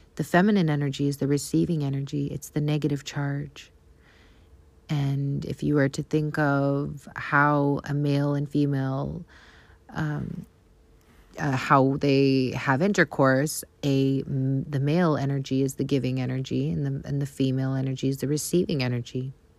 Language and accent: English; Canada; accent: Canadian; my Canadian accent